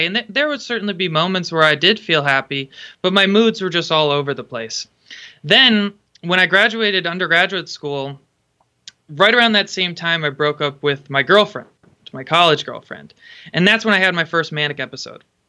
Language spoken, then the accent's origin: English; Connecticut, United States; moved away as an adult; now in Pacific Northwest, United States; I grew up in Connecticut. I grew up about an hour north of Sandy Hook.